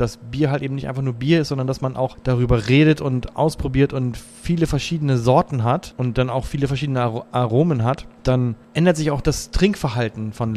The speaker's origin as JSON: {"language": "German", "region": "Bremen", "country": "Germany", "said": "ich komme aus Bremen"}